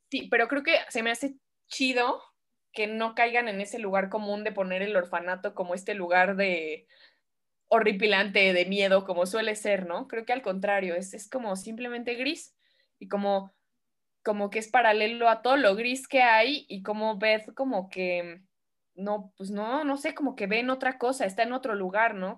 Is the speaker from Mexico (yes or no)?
yes; Mexico; yo soy mexicana